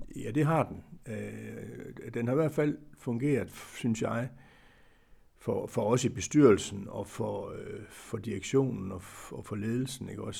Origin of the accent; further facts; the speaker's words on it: Aarhus, Central Denmark Region, Denmark; Jeg er jo øh, jeg er Aarhus-dreng, eller Brabrand-dreng, om man vil